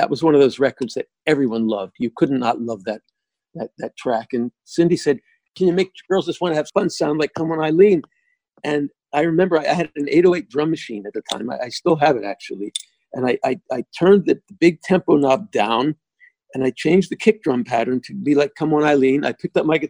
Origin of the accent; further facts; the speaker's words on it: United States; we're American